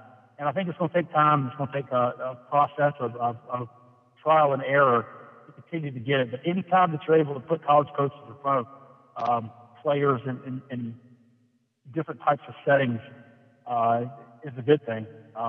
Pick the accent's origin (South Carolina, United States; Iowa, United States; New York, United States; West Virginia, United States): South Carolina, United States; Myrtle Beach; When I grew up in Myrtle Beach in the late 90s